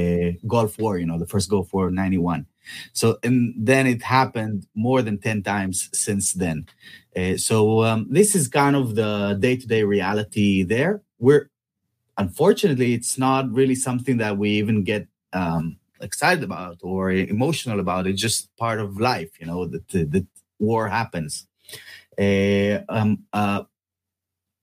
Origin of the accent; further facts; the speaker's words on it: Israel; moved away; Israel, which is my hometown or my home country